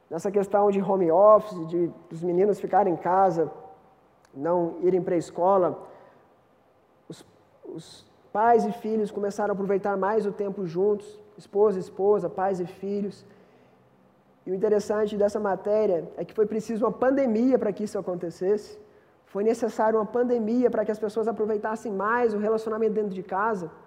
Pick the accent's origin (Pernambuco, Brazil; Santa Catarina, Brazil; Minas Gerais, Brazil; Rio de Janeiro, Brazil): Minas Gerais, Brazil; now in São Paulo, Brazil; Eu, eu e o David, nós viemos de Minas.